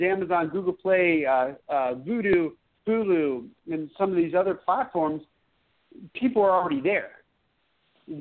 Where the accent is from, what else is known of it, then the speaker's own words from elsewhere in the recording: Pennsylvania, United States; moved away; I'm from Pennsylvania originally